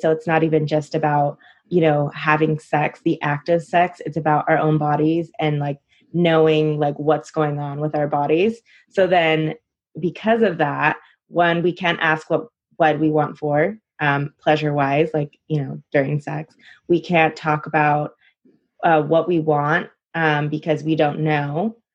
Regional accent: California, United States; also born or lived in Illinois; I'm originally from Illinois and I moved to California as a toddler, but I spent like my time um, broken in between, you know, I would go back and forth and I was mainly in California.

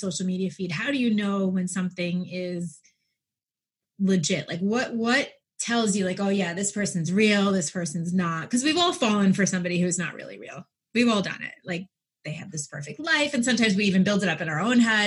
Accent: New York, United States; I'm from New York

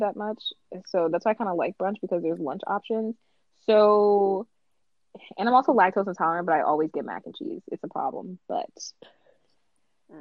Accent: Chicago, Illinois, United States; also born or lived in Nigeria; I've been living in the Chicagoland area

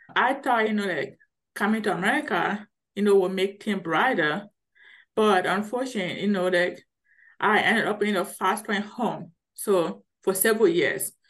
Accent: Liberia; now in Colorado, United States; I'm originally from Liberia, which is West Africa. So if you notice, I have a deep accent.

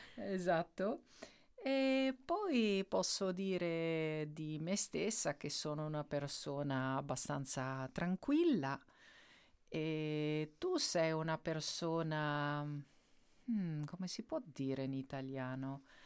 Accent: Netherlands; Italian is a second language; io sono olandese

